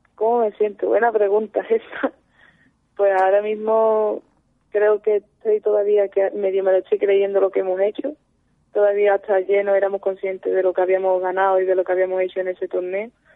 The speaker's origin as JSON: {"language": "Spanish", "town": "Seville", "region": "Andalusia", "country": "Spain", "said": "yo soy de Sevilla"}